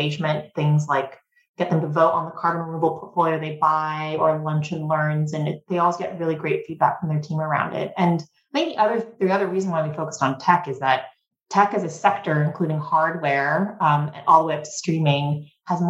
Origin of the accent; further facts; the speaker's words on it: the Valley, California, United States; moved away as an adult; also born or lived in Beijing, China; I grew up in the Valley. My mom worked at Apple.